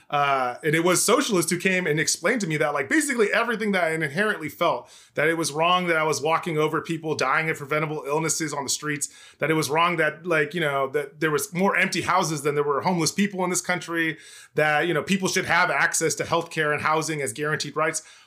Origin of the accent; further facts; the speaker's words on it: El Cajon, California, United States; police brutality uprising in my hometown in two thousand sixteen